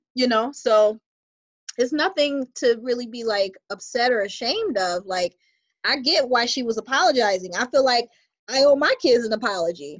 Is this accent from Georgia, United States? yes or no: no; Buffalo, New York, United States; moved away as an adult; now in New Jersey, United States; I reside in New Jersey and originally I'm from Buffalo, New York.